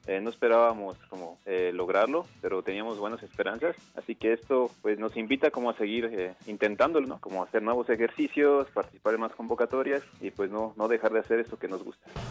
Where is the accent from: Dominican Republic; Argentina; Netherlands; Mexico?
Mexico; Morelia, Michoacán; Yo nací en Morelia, Michoacán, el 14 de diciembre de 1988.